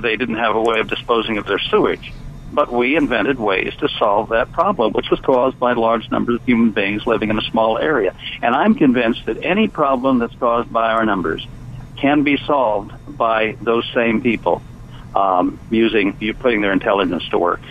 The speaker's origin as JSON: {"language": "English", "region": "California", "country": "United States", "moved": "as an adult", "lives_now": "Shenandoah Valley, Virginia, United States", "said": "I'm from California, you understand, and I left in 1995 for for rural Virginia. I live in the Shenandoah Valley"}